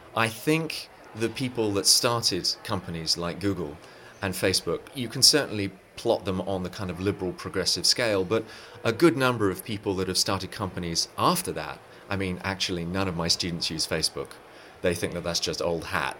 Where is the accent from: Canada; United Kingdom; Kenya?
United Kingdom; England; moved away as an adult; now in Silicon Valley, United States; I'm from England originally, but have lived in Silicon Valley for 15 years